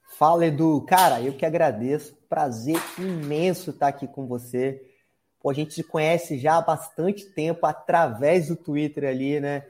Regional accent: Espírito Santo, Brazil; moved away as an adult; Espírito Santo, que é, é o estado onde eu nasci, fui criado boa parte da minha vida

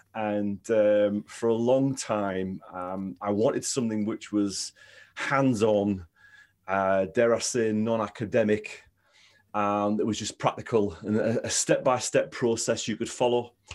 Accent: Stockton-on-Tees, North East England, United Kingdom; I grew up in Stockton, Stockton-on-Tees

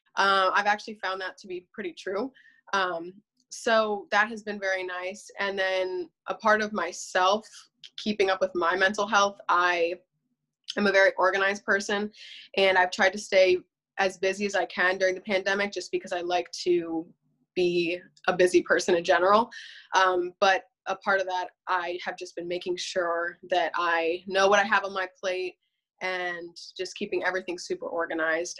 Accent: Berks County, Pennsylvania, United States; I'm also from Berks County in um, Pennsylvania

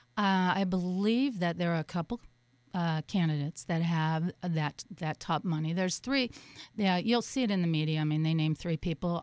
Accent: Colorado, United States; also born or lived in Boulder, Colorado / San Francisco, California / Los Angeles, California / Portland, Oregon; now in Miami, United States; I grew up in Colorado, went to uh, Boulder for a while

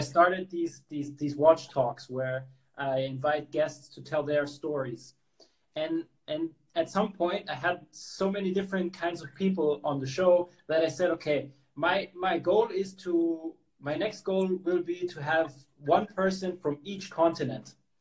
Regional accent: Hong Kong; I grew up in in Hong Kong

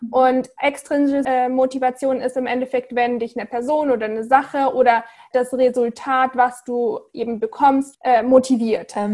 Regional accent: Munich, Bavaria, Germany; ich bin ursprünglich aus München, habe aber mein Herz an die Welt verloren

